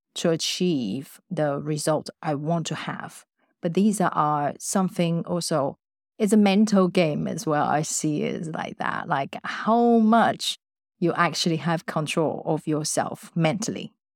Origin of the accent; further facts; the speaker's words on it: Taiwan; moved away as an adult; I grew up in Taiwan.